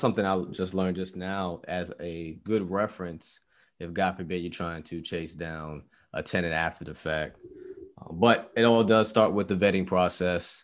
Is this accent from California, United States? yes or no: no; New York, United States; moved away; we're actually from New York